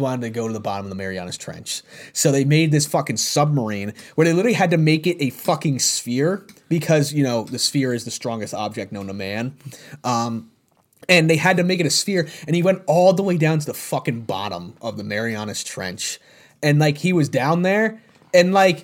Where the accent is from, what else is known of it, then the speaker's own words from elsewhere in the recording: New York, United States; as a New Yorker and having family members that were down there during that time